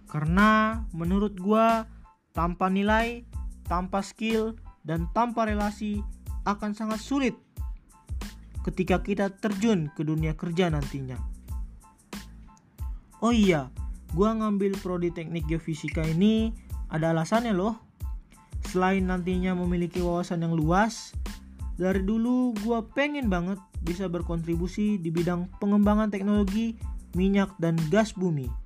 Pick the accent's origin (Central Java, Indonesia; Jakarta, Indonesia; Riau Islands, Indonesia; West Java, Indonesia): Jakarta, Indonesia; born there; also born or lived in North Sumatra; Asal dari Sumatera Utara, gua lahir di Jakarta 1 November 2002 umur gue sekarang 18 tahun